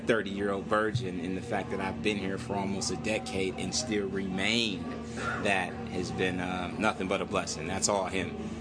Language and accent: English; Saginaw, Michigan, United States; moved away as an adult; now in Las Vegas, United States; I'm originally from Saginaw, Michigan. I've been in Las Vegas for uh, nine years now